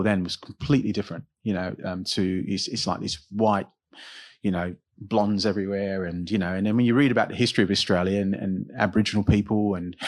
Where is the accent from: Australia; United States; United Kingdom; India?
United Kingdom; myself being British